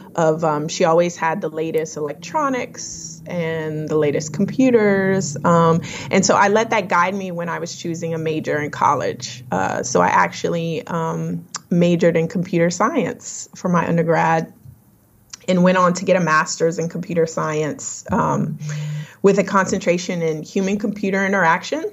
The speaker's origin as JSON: {"language": "English", "town": "Lafayette", "region": "Louisiana", "country": "United States", "tie": "born or raised there", "moved": "yes", "lives_now": "North Carolina, United States", "said": "I was um, born and raised in Lafayette, Louisiana."}